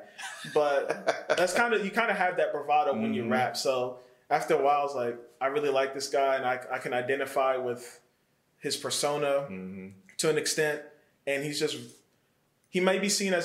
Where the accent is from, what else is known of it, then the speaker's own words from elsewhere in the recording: Metro Atlanta, Georgia, United States; also born or lived in Ellenwood, Georgia / McDonough, Georgia; I'm from Metro Atlanta area. I'm from Ellenwood, Georgia. Yeah. I was raised between Ellenwood. Wasn't born here, but raised up until probably about age 8. Then moved to McDonough and finished my childhood there.